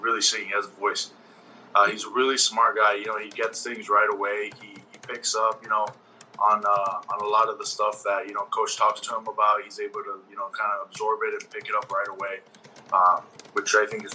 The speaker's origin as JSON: {"language": "English", "town": "Las Vegas", "region": "Nevada", "country": "United States", "said": "We're both from Las Vegas, Nevada"}